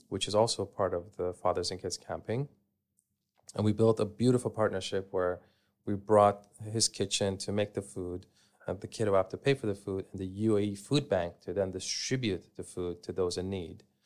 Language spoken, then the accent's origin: English; Canada; moved away as an adult; I grew up in Canada, and growing up, I would go, uh, camping with my family.